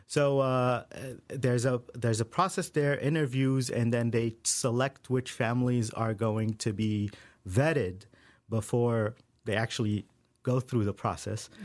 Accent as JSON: {"language": "English", "country": "Saudi Arabia", "tie": "born or raised there", "moved": "yes", "said": "I grew up in Saudi Arabia"}